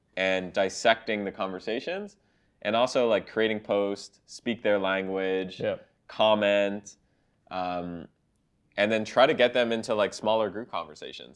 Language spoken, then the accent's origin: English; Canada; I'm Canadian